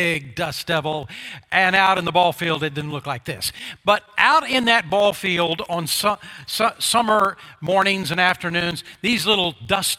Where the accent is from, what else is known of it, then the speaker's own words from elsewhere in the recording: Oklahoma, United States; When I was a grade schooler growing up in Oklahoma